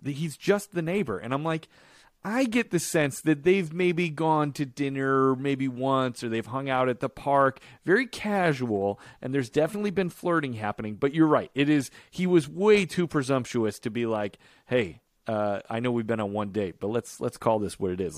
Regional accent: Chicago, Illinois, United States; when I was growing up in Chicago.

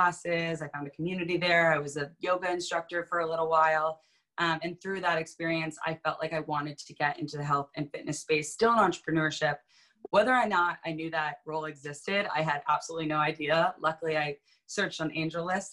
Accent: Vermont, United States; moved away as an adult; also born or lived in New York City; grew up in Vermont, which is where I am now.

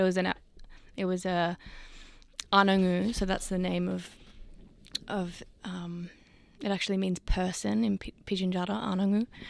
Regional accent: Sydney, New South Wales, Australia; having grown up in Sydney and I grew up in Newtown

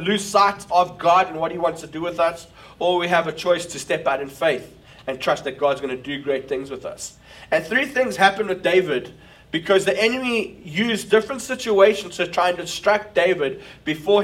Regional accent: South Africa; now in New York, United States; as a South African leading a church in New York

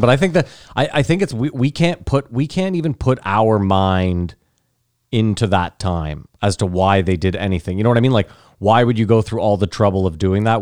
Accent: Canada; we're Canadian

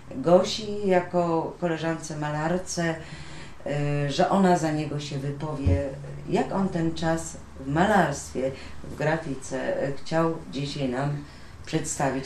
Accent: Silesian Voivodeship, Poland; też jestem ze Śląska

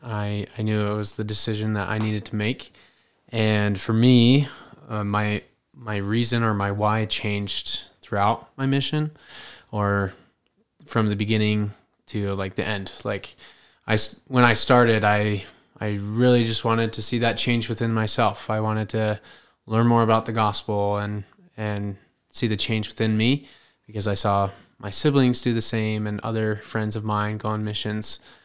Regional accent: Meridian, Idaho, United States; I am from Meridian, Idaho

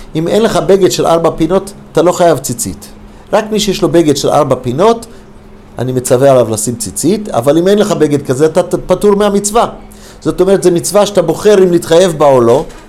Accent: United States; also born or lived in Detroit, Michigan, United States / Los Angeles, California, United States; now in Israel; הייתי ילד קטן, גדל, נולדתי בדטרויט, מישיגן. כילד, בכיתה, כמדומני ד', בלוס אנג'לס

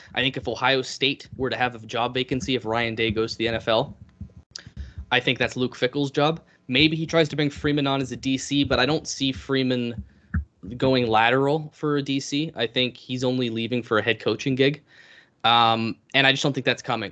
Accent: Canada; I'm Canadian

